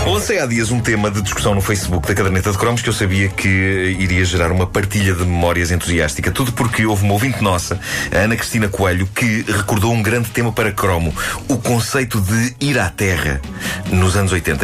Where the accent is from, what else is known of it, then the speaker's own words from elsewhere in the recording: Lisbon, Portugal; a minha terra era precisamente Benfica